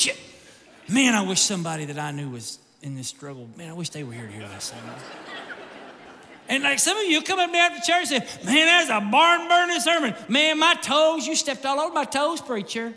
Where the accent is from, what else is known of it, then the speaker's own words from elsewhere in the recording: Kentucky, United States; I grew up in Kentucky.